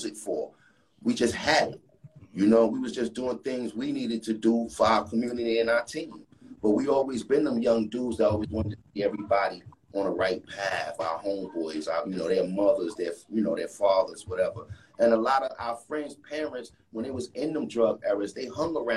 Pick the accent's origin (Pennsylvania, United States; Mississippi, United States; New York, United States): New York, United States; New York City; my community growing up in Brooklyn and Brownsville, Saratoga area